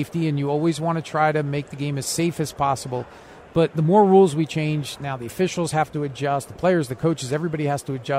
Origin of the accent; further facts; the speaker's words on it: East Coast, United States; now in West Coast, United States; I grew up on the East Coast